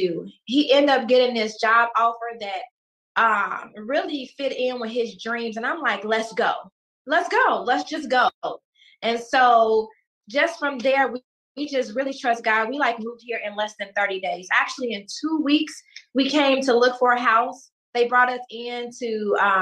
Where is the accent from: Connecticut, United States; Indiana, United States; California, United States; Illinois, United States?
Illinois, United States; Chicago; because I'm from Chicago